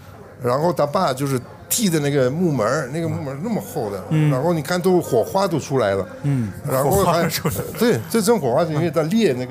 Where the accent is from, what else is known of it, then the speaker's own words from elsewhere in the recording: North China, China; 我们三个在那儿从北方来的，不习惯这种事儿。